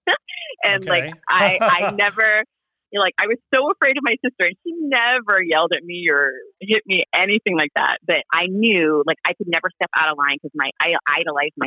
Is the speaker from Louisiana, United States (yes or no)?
no; Honolulu, Hawaii, United States; moved away; I was raised in Honolulu